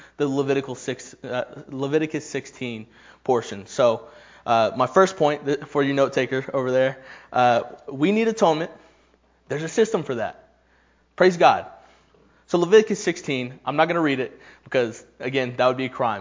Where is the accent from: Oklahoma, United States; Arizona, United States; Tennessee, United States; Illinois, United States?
Tennessee, United States; Knoxville; I am from Knoxville